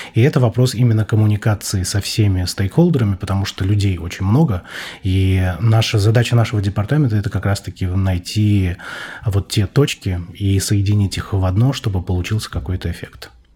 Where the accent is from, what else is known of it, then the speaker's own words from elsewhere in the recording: Magnitogorsk, Chelyabinsk Oblast, Russia; я родился в Магнитогорске